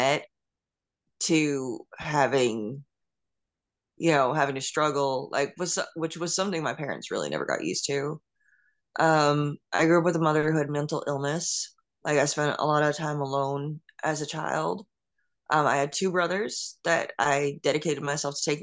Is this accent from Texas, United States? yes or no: no; Westbury, New York, United States; also born or lived in Mount Sinai, New York; I was born in Nassau County in Long Island, New York